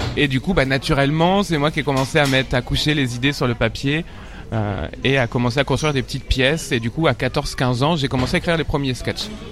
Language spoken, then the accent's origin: French; Paris suburbs, Île-de-France, France; j'ai grandi en banlieue parisienne, dans le 94